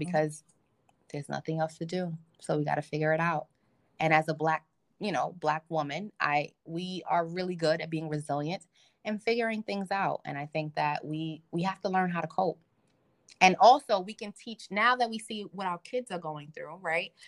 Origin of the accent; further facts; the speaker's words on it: Nigeria; I'm Nigerian